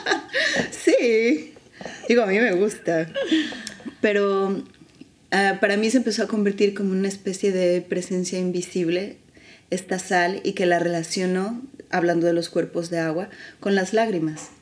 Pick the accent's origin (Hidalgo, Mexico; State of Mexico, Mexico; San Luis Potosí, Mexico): San Luis Potosí, Mexico; moved away as an adult; also born or lived in Mexico City; now in Barcelona, Spain; San Luis, que es donde yo nací.